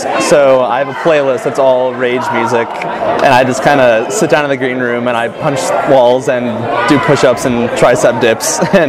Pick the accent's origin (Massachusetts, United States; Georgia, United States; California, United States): California, United States; Bay Area; now in Irvine, United States; I'm a senior at UCI, and I'm from the Bay Area